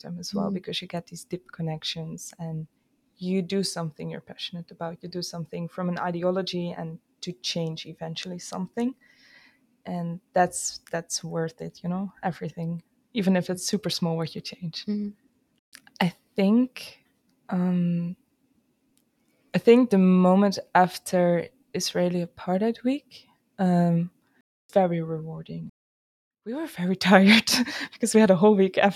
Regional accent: Friesland, Netherlands; I'm Dutch. And in that regard, I grew up in Friesland

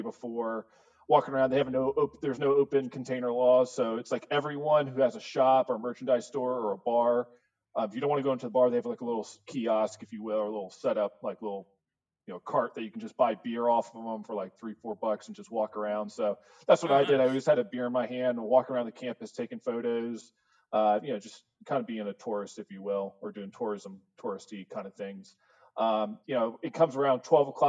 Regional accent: Virginia, United States; I was from Virginia

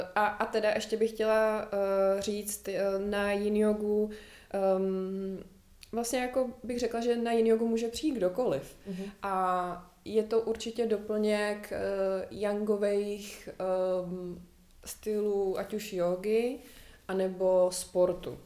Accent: Prague, Czechia; jsem zvyklá žít ve městě, narodila jsem se v Praze

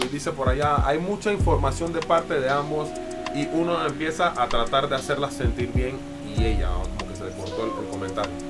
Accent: Panama

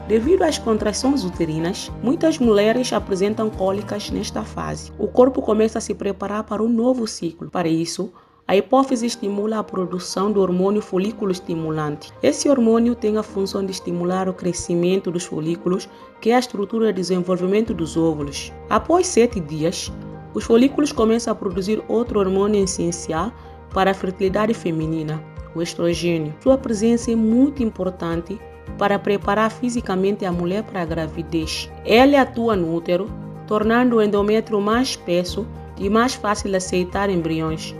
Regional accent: Guinea-Bissau; moved away; o meu país de origem, África especificamente Guiné-Bissau

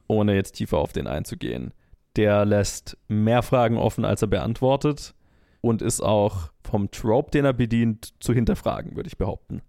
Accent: Germany; ich als Deutscher

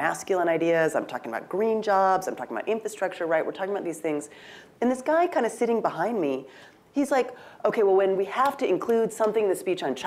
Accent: Pacific Northwest, United States; I'm from the Pacific Northwest

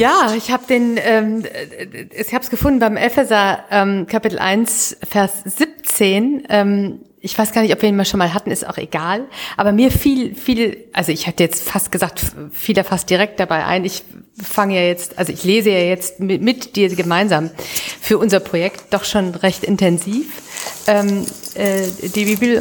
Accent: Düsseldorf, North Rhine-Westphalia, Germany; in meiner Heimatstadt Düsseldorf

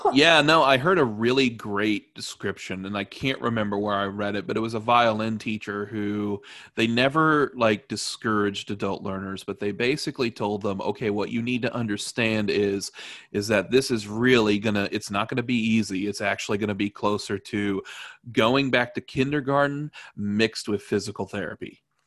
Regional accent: Evansville, Indiana, United States; also born or lived in Terre Haute / Chicago; my hometown, Evansville

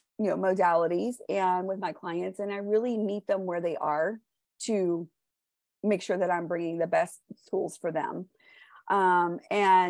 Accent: Houston, Texas, United States; I grew up in Houston, Texas, and I still live in Houston, Texas, but I grew up here in the Cypress area

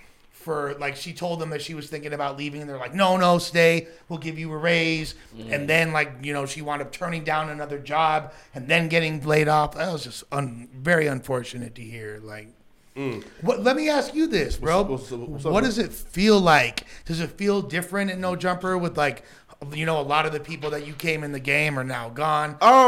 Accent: Los Angeles, California, United States; I grew up in West LA.

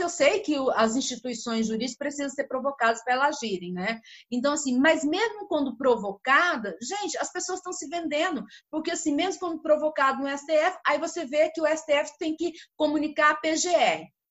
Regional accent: Brazil; Como brasileira

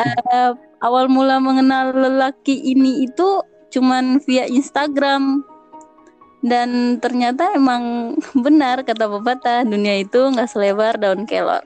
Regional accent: Ternate, North Maluku, Indonesia; Ternate, daerah saya

